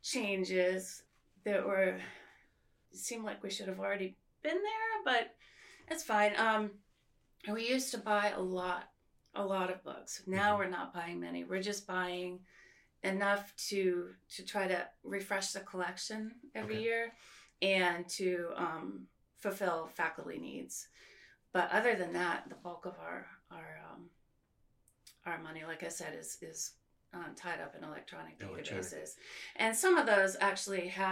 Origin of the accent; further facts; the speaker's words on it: Silver Spring, Maryland, United States; also born or lived in Connecticut / New Jersey / Manhattan, New York; I was born in Connecticut and then moved soon to New Jersey. And then when I was six, I moved to Silver Spring, Maryland